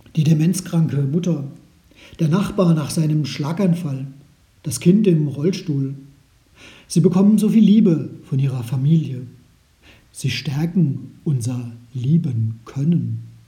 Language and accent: German; Germany; bei uns in Deutschland